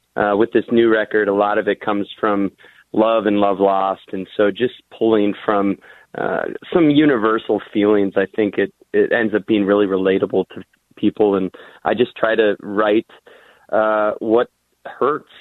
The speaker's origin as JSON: {"language": "English", "area": "the Iron Range", "region": "Minnesota", "country": "United States", "tie": "born or raised there", "said": "I'm proud to be from the Iron Range, and um, you know, it's it's interesting growing up there."}